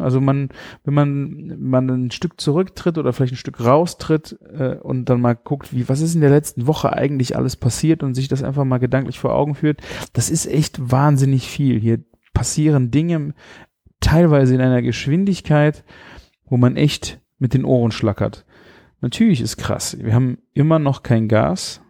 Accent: Rhineland, Germany; bei uns im Rheinland

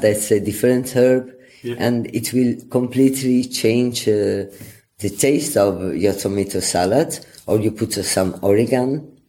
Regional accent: Venice, Veneto, Italy; this passion comes anyway from my origins because I come from Venice

